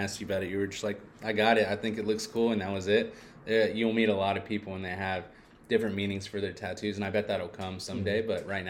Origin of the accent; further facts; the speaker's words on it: Fort Worth, Texas, United States; I'm from Fort Worth, and so, you know, in my little neighborhood, there was houses. But if you get out of that little neighborhood, all you would see was horses and cows and pasture.